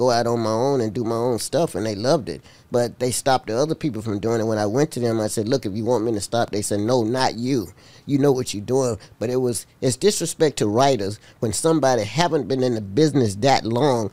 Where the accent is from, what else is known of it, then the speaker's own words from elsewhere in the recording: Uniontown, Alabama, United States; moved away; also born or lived in Manhattan, New York; Uniontown, Alabama was just the best for me. I mean, that was my hometown